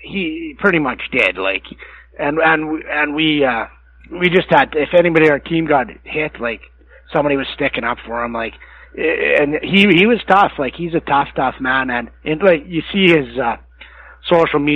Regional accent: Medicine Hat, Alberta, Canada; I come from Medicine Hat

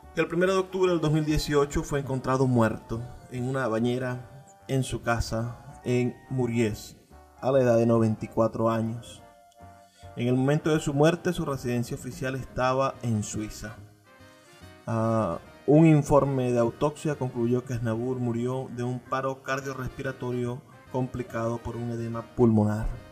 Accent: Venezuela; como venezolanos

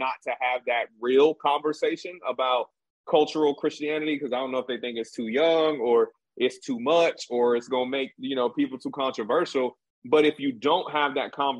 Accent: Jamaica; also born or lived in Denver; I'm Jamaican

